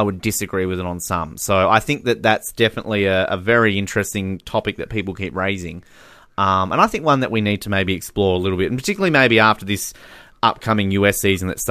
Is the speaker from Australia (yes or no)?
yes; Australia; we're a lot more laid back as Australians